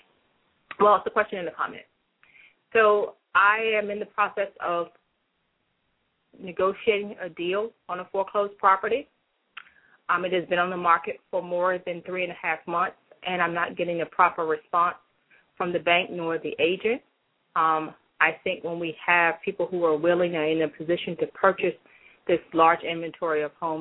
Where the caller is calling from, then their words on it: Washington, District of Columbia, United States; I'm calling from the Washington, D.C. area.